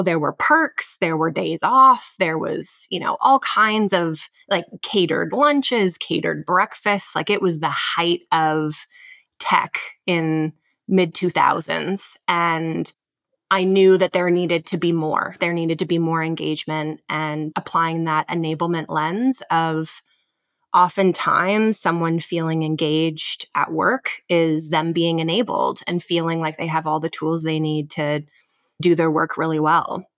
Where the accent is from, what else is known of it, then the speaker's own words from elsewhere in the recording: London, Ontario, Canada; also born or lived in Kitchener-Waterloo, Ontario; born and raised in London, Ontario, in Canada, moved to Kitchener, Waterloo to go to university